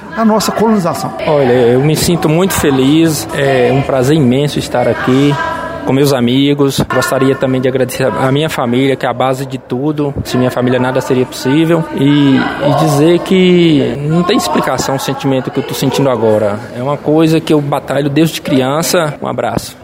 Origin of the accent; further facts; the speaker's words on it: Chapada do Norte, Minas Gerais, Brazil; eu sou do, do município Chapada do Norte, sou do distrito de Cachoeira do Norte.